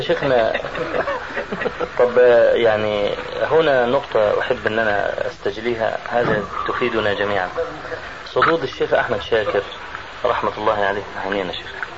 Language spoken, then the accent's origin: Arabic; Egypt; عندنا في مصر